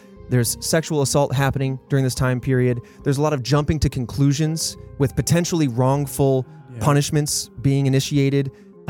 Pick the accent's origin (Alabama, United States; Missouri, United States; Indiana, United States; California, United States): Indiana, United States; Indianapolis; I grew up in Indianapolis